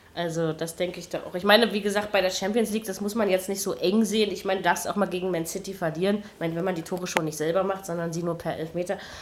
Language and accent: German; Berlin, Germany; als Berliner